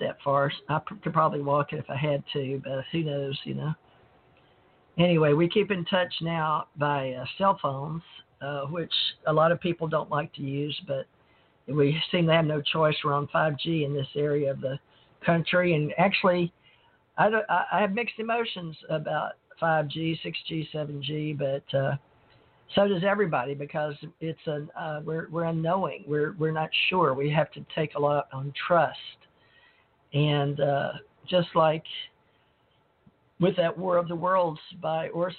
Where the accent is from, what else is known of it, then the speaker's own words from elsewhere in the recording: Monroe, Louisiana, United States; now in Gulf Breeze, United States; I grew up around KNOE, so I learned from the time I was born in Monroe, Louisiana